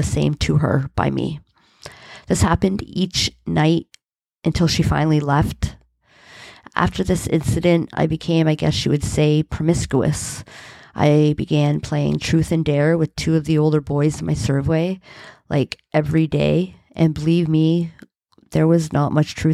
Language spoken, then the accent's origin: English; Hamilton, Ontario, Canada; I was born and raised in Hamilton, Ontario